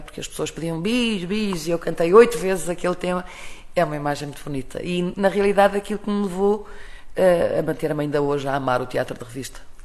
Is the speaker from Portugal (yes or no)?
yes; Portugal; sou portuguesa